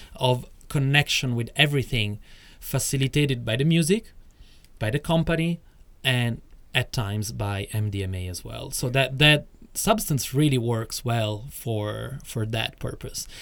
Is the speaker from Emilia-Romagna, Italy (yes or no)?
no; Rome, Lazio, Italy; moved away as an adult; also born or lived in Acquapendente; I grew up in Rome, etc., etc., until I was 24